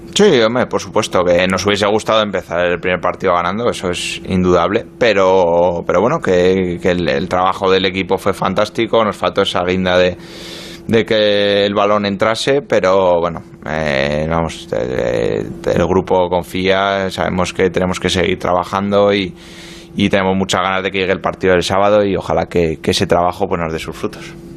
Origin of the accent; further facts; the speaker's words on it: Pamplona, Navarre, Spain; moved away as an adult; also born or lived in Marseille, France; now in London, United Kingdom; me fui muy joven de Pamplona, me fui con 20 años de Osasuna, viví, dos años en Francia, en Marsella y bueno, pues ya llevo nueve en, en Londres